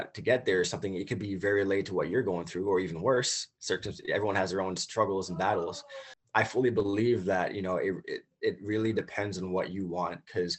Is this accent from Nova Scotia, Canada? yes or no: no; Toronto, Ontario, Canada; also born or lived in United States; growing up here in Toronto as a Canadian